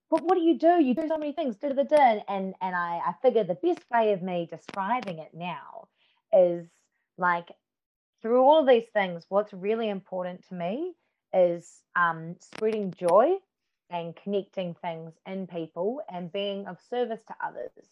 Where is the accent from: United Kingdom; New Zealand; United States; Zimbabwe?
New Zealand; now in Melbourne, Australia; And then when I moved to Melbourne from New Zealand to study dance and musical theatre, um, I did.